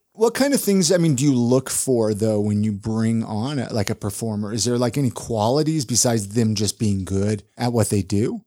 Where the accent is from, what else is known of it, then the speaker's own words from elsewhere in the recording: California, United States; moved away; I grew up in California